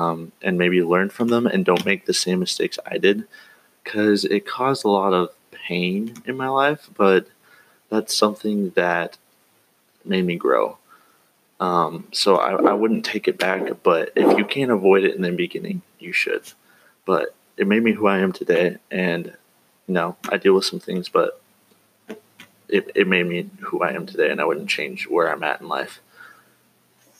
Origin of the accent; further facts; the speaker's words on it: Eastern Oregon, United States; moved away as an adult; also born or lived in Cove, Oregon; I grew up in Oregon, actually in Eastern Oregon. Lived there for about 18 years, and then moved around